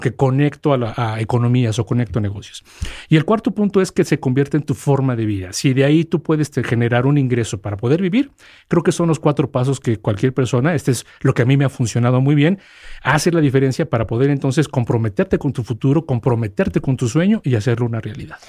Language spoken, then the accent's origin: Spanish; Mexico; soy el primer mexicano que está como responsable para FedEx